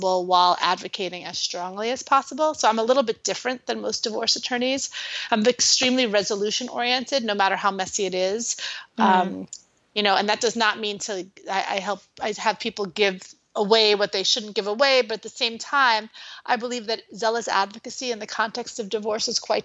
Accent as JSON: {"language": "English", "town": "New York City", "region": "New York", "country": "United States", "moved": "yes", "said": "I'm originally from New York City."}